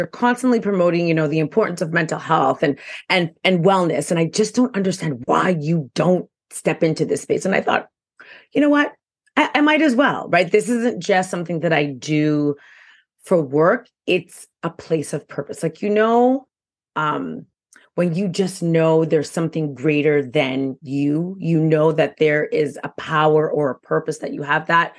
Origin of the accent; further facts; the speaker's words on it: Quebec, Canada; now in Ontario, Canada; I do live in Ontario now, but again, I am from Quebec.